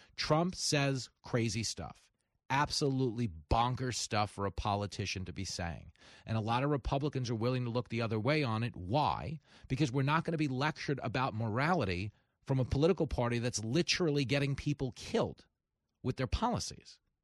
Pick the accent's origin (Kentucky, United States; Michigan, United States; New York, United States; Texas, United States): New York, United States; Levittown; I was growing up in Levittown